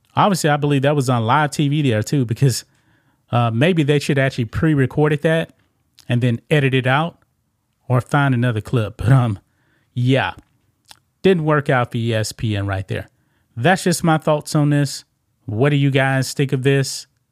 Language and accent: English; the South, United States; I grew up about, um, about thirty-five miles from the Louisiana border